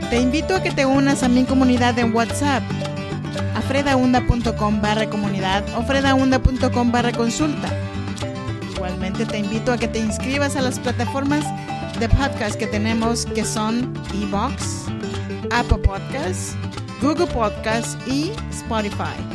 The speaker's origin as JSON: {"language": "Spanish", "region": "Oaxaca", "country": "Mexico", "moved": "yes", "lives_now": "Sacramento, United States", "said": "Yo soy mexicana, oaxaqueña, soñadora, ama de casa, mujer inmigrante también."}